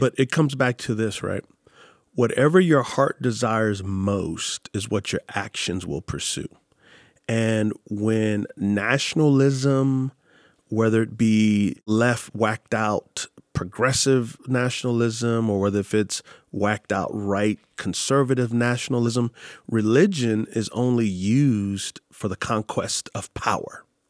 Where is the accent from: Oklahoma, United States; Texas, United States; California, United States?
Texas, United States; San Antonio; moved away; I'm from San Antonio, Texas